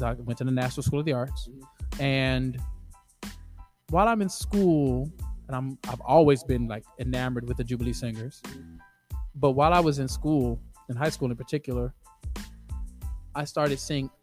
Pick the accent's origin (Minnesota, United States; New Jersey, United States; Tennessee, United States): Tennessee, United States; Nashville; also born or lived in Baltimore, Maryland / Boston, Massachusetts; I grew up in Bellevue.